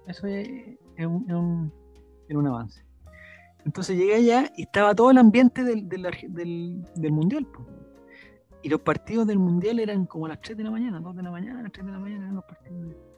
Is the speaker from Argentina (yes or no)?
no; Chile; yo soy de Chile